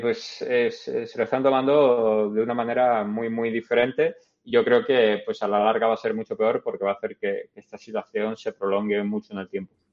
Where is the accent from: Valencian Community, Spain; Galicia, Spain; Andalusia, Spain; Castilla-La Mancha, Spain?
Andalusia, Spain; Málaga; moved away as an adult; also born or lived in Madrid / Canada; now in New York, United States; en Málaga, de donde soy